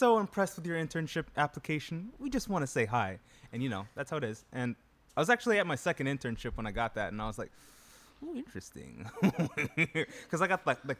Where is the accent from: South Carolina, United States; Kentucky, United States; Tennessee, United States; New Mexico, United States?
Kentucky, United States; Louisville; I was born in Louisville, raised on the north side of Louisville.